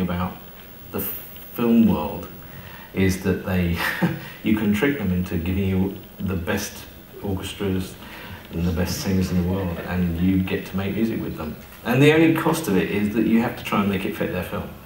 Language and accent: English; East Sussex, South East England, United Kingdom; I came from the East. far, far east. Um, east Sussex